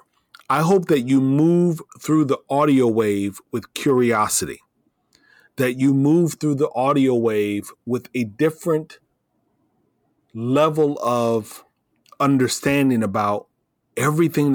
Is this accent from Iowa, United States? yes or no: yes; Iowa, United States; moved away as an adult; also born or lived in Florida / San Antonio, Texas; I was raised in the Midwest